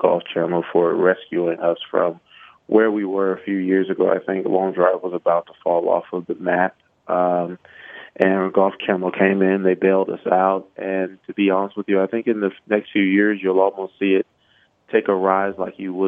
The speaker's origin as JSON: {"language": "English", "town": "Miami", "region": "Florida", "country": "United States", "tie": "born or raised there", "said": "I grew up around the University of Miami"}